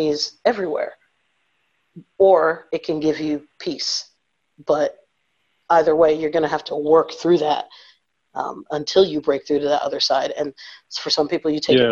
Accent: Northeast, United States; my parents are from the South, so I'm first generation North. But you know, I'm from the Northeast, from a predominantly white place.

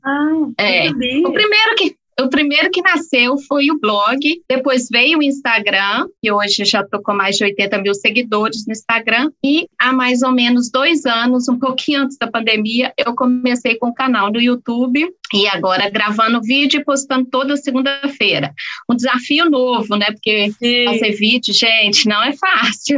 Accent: Belo Horizonte, Minas Gerais, Brazil; moved away as an adult; now in Santiago, Chile; eu sou mineira de Belo Horizonte, moro em Santiago há sete anos

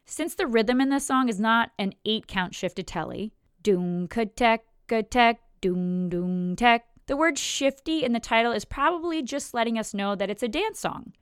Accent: United States; I was born in America, I live in America, I have a very American perspective

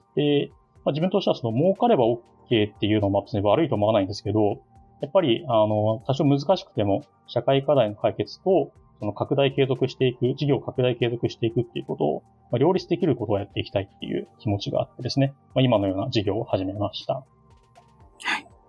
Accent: Ota, Tokyo, Japan; 私の出身というか丸まは、え東京都の大田区ですね

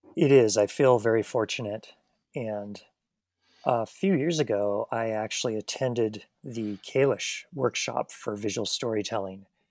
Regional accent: Missoula, Montana, United States; moved away as an adult; now in Bozeman, United States; Missoula, Montana, which is my hometown and about three hours away from where I'm currently living in Bozeman.

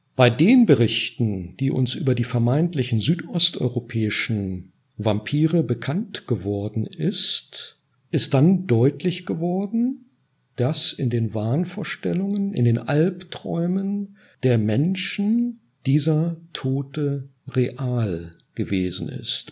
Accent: Northern Germany, Germany; bin norddeutsch äh, äh, sozialisiert und realisiert

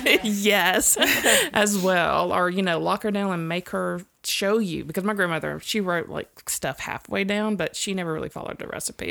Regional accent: Mississippi, United States; I'm from Mississippi

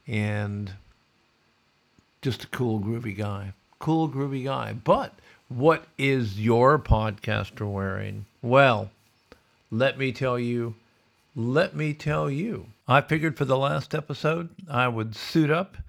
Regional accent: Sioux City, Iowa, United States; where I grew up in Sioux City

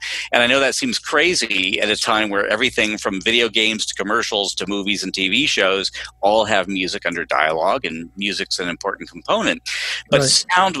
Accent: Los Angeles, California, United States; I grew up here in Los Angeles.

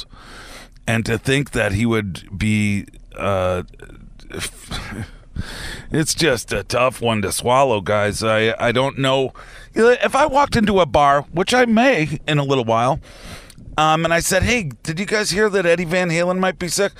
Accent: outside of the Boston area, Massachusetts, United States; now in northern Michigan, United States; growing up outside of the Boston area

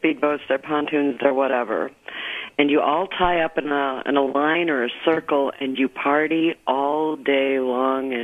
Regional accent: St. Paul, Minnesota, United States; also born or lived in Nisswa, Minnesota; I grew up in St. Paul, Minnesota

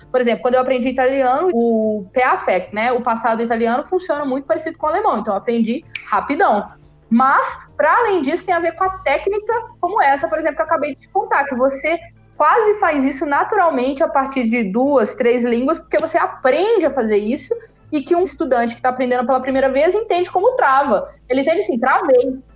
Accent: Brazil; now in Germany; eu sou brasileira, não sou alemã, não tipo sou italiana, eu sou brasileira

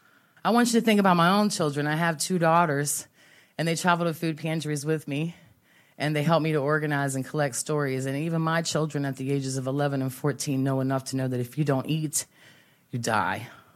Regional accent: West Virginia, United States; I come from West Virginia.

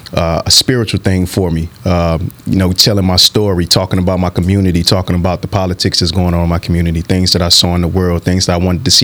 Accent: St. Louis, Missouri, United States; growing up in St. Louis in the inner city, especially being a young black male

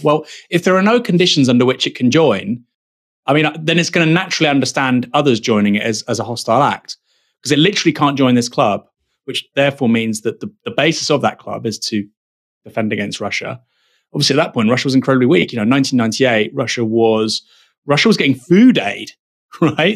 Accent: United Kingdom; a British national

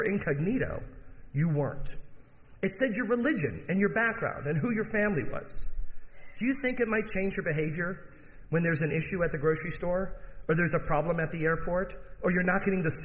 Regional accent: Michigan, United States; I grew up in Michigan.

